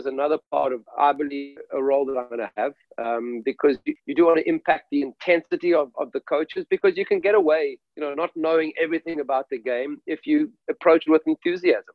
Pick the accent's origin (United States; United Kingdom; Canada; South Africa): South Africa; I grew up in South Africa playing club cricket